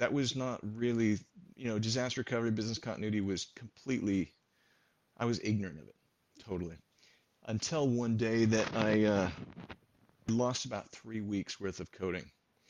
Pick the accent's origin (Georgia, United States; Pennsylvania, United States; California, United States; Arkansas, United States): California, United States; San Jose; born there; Well, I was born in San Jose, California.